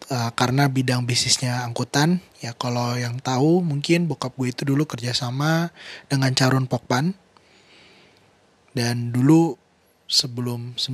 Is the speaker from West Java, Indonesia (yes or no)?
yes; Bogor, West Java, Indonesia; born there; ya gue lahir di Bogor gue kelahiran tahun 1997